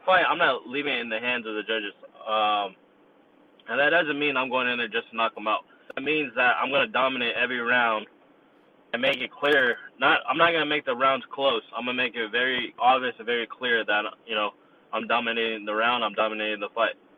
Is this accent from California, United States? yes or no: yes; Yuba City, California, United States; I was born and raised in Yuba City, which is 30 minutes north of Sacramento